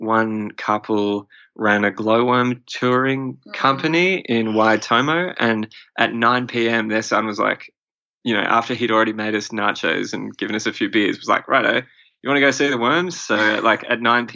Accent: Australia; being Australian, we feel like we've sort of got this advantage with our sort of upbringing where our parents were always, you know, put on sunscreen

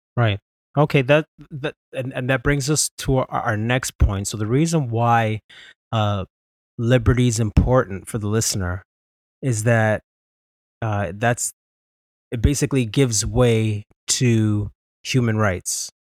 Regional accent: Canada; also born or lived in Ontario; We're Canadian

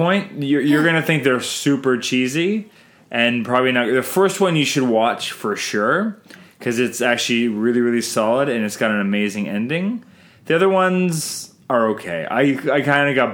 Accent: Canada; I'm Canadian filmmaker

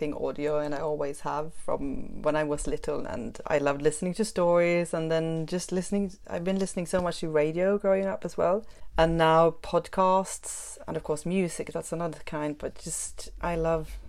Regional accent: Sweden; first language Swedish; English is a second language; moved away as an adult; also born or lived in France; now in Horsham, United Kingdom; Swedish, which is my native language.

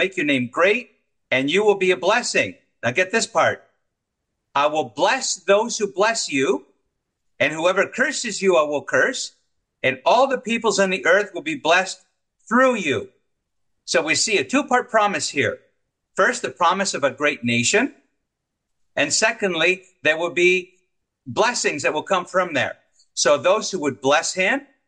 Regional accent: Montreal, Quebec, Canada; my hometown of Montreal

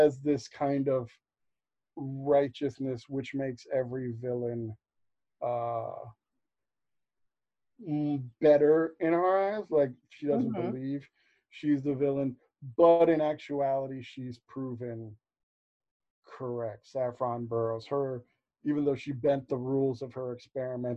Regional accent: New York, United States; growing up in New York

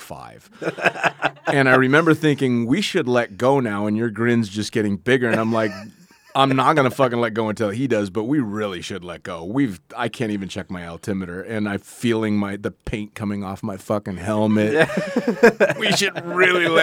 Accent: near San Francisco, California, United States; I was born and raised right near San Francisco.

